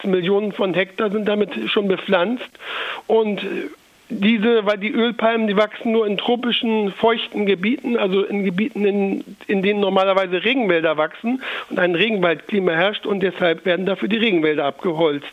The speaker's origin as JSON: {"language": "German", "country": "Germany", "said": "bei uns in Deutschland"}